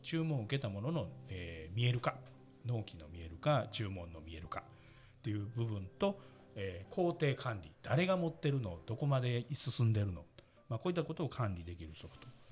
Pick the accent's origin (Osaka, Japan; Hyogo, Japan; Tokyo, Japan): Osaka, Japan; accent: Osaka dialect; 大阪出身です。